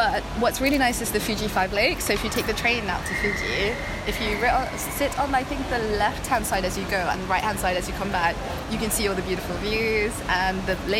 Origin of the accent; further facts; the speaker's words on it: Sri Lanka; also born or lived in England; now in Japan; So we met in England, and that's where I lived for the last 15 years, but I'm originally from Sri Lanka.